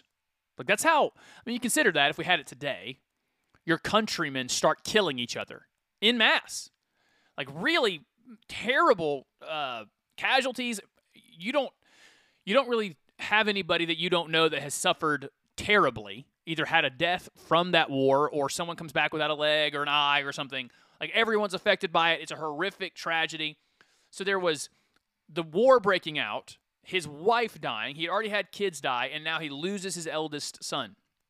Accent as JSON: {"language": "English", "town": "Farakasadugu", "country": "Côte d’Ivoire", "said": "Well, in the flesh, I came from Farakasadugu, Ivory Coast."}